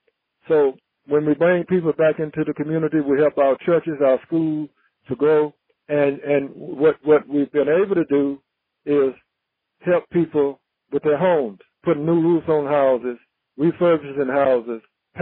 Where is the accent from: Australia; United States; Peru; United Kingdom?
United States; New York; I'm so proud of my career as a New Yorker and a New York Met, and I'm hopeful that we can continue to work as a team in helping my hometown